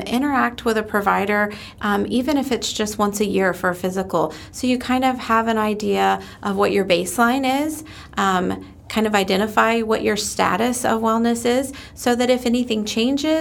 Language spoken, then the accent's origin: English; New Jersey, United States; now in Polk County, Florida, United States; I am originally from New Jersey. Me and my family moved down here in 2005